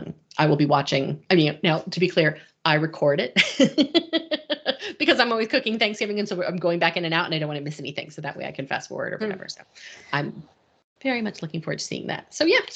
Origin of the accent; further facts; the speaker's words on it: Northeast, United States; we're both from the Northeast.